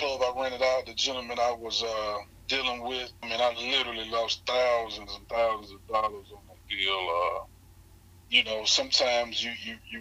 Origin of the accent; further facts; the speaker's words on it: Hattiesburg, Mississippi, United States; I'm born and raised in Hattiesburg, Mississippi